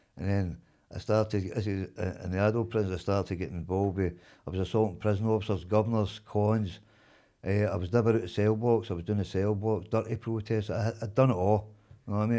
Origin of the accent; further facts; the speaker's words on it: Glasgow, Scotland, United Kingdom; I was born in Campden